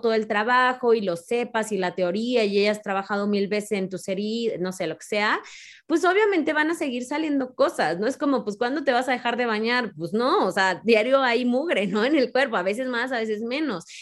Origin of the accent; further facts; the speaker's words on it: Mexico; como mexicanos